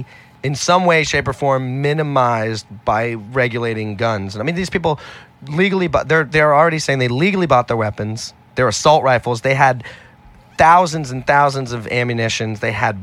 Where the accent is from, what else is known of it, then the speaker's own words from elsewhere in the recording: Manhattan, New York, United States; born there; But I was born in Manhattan.